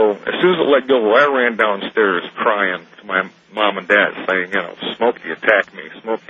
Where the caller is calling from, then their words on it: Jackson, Michigan, United States; I'm calling from Jackson, Michigan.